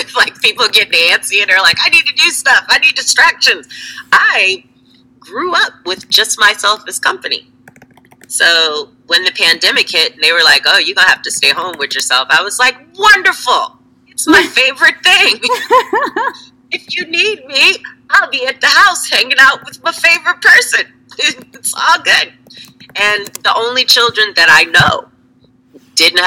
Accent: the South, United States; I grew up in the South

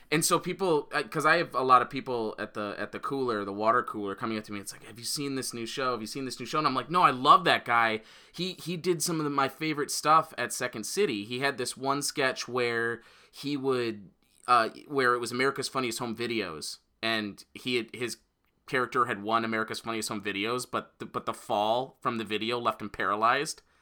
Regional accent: Royal Oak, Michigan, United States; moved away; he's actually from my hometown

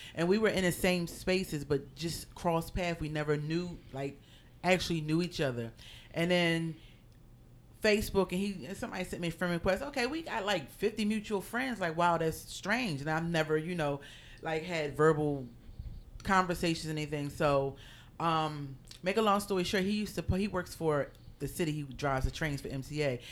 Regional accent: Philadelphia, Pennsylvania, United States; moved away as an adult; now in New York, United States; I am originally from Philadelphia, and now I live in New York

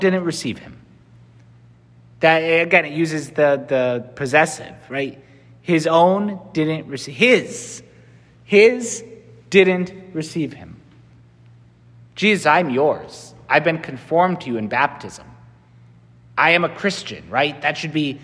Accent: Connecticut, United States; I'm from Connecticut.

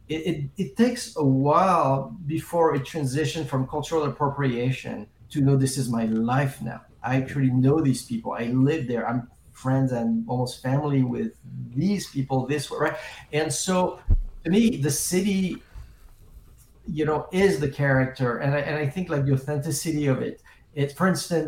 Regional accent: France; also born or lived in England; now in Los Angeles, United States; I grew up in France. Then I moved to England for a little while. And then I've been in L.A. for 30 years

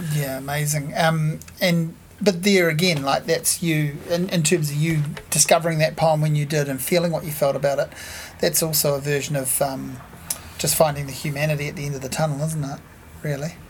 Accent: Hawke's Bay, New Zealand; I grew up in Hawke's Bay

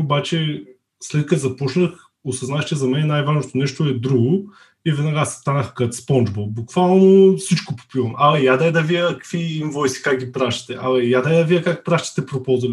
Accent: Veliko Tarnovo, Veliko Tarnovo Province, Bulgaria; moved away as an adult; now in Burgas, Bulgaria; От Велико Търново съм, но живея в Бургас

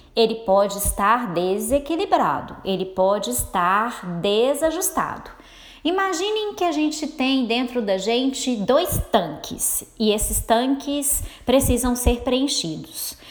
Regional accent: Minas Gerais, Brazil; accent: mineiro; eu sou mineira, então vocês vão se acostumando aí com o meu sotaque

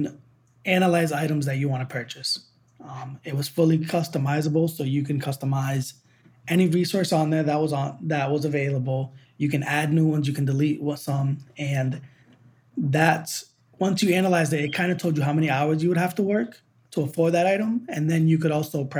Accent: Boston, Massachusetts, United States; moved away as an adult; I'm from New England, from the Boston area

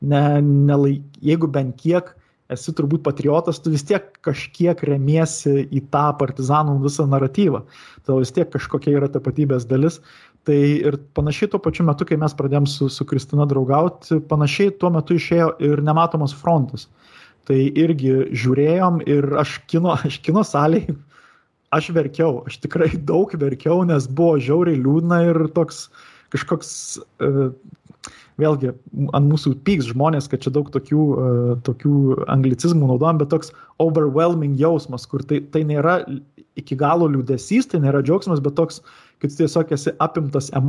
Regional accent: Marijampolė County, Lithuania; šitame Šakių rajone, kur, kur, aš, kur aš augau, ten ir Julijonas Butėnas yra žuvęs pakankamai netoli nuo mano tėvų namų

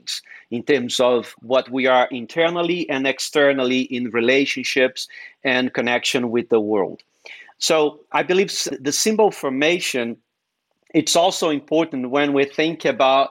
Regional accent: Brazil; English is a second language; moved away as an adult; also born or lived in New England; now in United States; when I moved from Brazil to New England.

